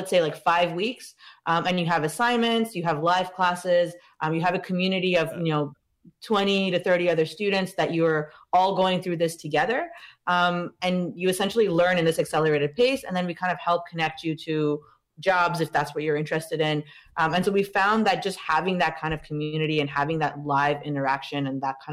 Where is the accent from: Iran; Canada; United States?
Iran; moved away; I'm from Iran.